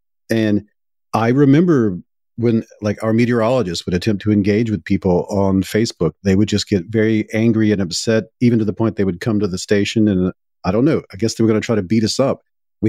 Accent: Deep South, United States; And I come from the Deep South, and when I was a print journalist

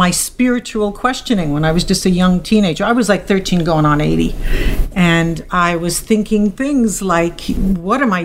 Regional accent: New York City, New York, United States; I come from the Bronx

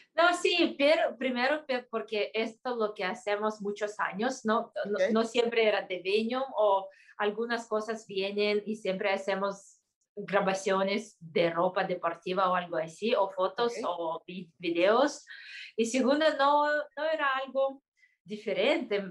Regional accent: Kyrgyzstan; en mi país, Kirguistán

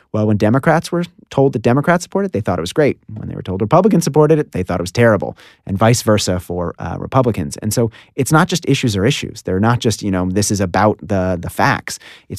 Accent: Washington, District of Columbia, United States; Washington, D.C.

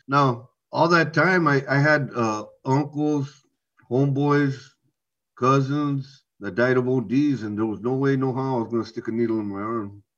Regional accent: Navarro, Orange County, California, United States; I grew up in Navarro, in Orange County.

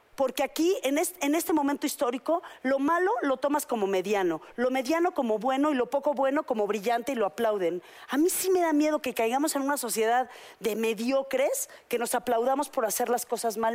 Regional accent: Mexico; yo todavía me crié en México

